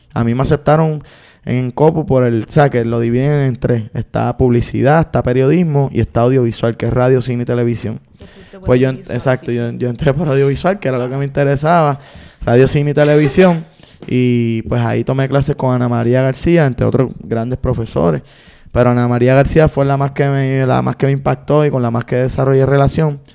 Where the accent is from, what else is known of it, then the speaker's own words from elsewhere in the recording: San Juan, Puerto Rico; Soy nacido y criado allí, específicamente del bloque A la melaza